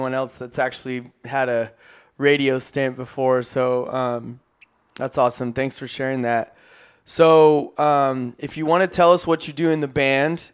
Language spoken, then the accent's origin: English; California, United States; in the town I grew up in California